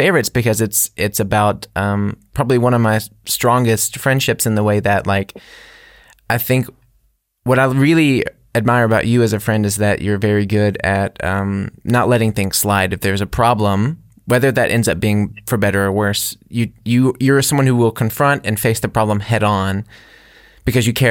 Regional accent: United States; moved away as an adult; I'm someone who's from America who's come to Europe

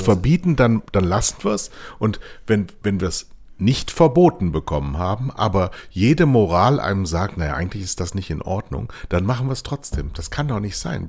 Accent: Rhineland, Germany; wir beide als Rheinländer

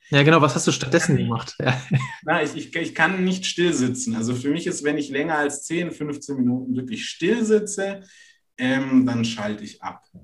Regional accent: Renningen, Baden-Württemberg, Germany; Und ursprünglich komme ich aus der Nähe von Stuttgart aus einem ganz kleinen Örtchen, das heißt

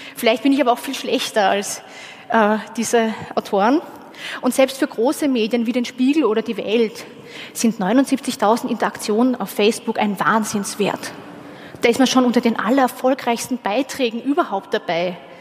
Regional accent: Austria; ich war nicht die einzige Österreicherin dort

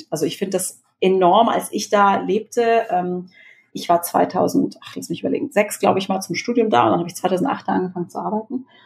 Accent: Baden-Württemberg, Germany; ich bin ja äh, groß geworden in Baden-Württemberg und ähm, in der Nähe von Karlsruhe.

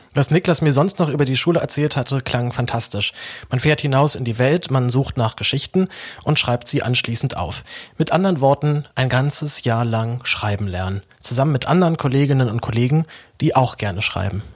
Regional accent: Berlin, Germany; geboren und aufgewachsen in Berlin

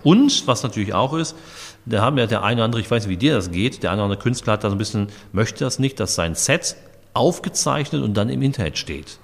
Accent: Dortmund, North Rhine-Westphalia, Germany; now in Steinfurt, Germany; ich komme aus Dortmund

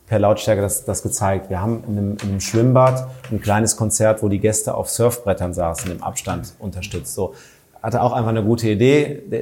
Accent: North Rhine-Westphalia, Germany; bei uns am Niederrhein, da wo ich herkomme, gibt es halt Bessen Geneva, das ist ja auch, auch Grenz, äh, Grenzgebiet

